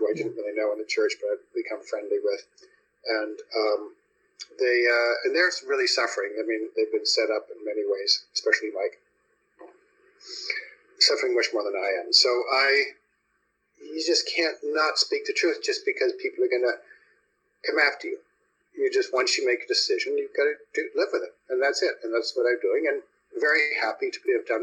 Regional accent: Canada; moved away as an adult; also born or lived in Toronto; now in United States; I'm an American and a Canadian. I became an American

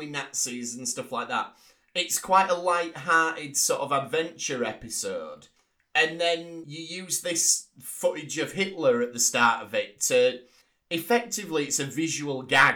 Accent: England, United Kingdom; us being English

